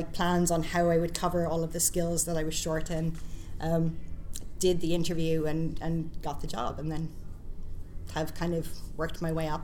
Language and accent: English; Ireland; moved away as an adult; also born or lived in Scotland; I'm from Ireland, so I met a lot of people in the industry in Ireland and the UK.